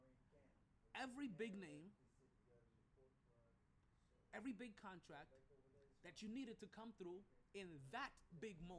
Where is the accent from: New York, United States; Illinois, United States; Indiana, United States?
New York, United States; also born or lived in Jamaica; now in Florida, United States; as a New Yorker, right, even though I live in Florida